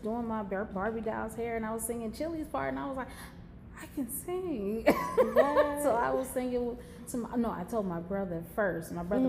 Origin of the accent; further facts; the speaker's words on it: Milwaukee, Wisconsin, United States; my hometown, which is Milwaukee, Wisconsin.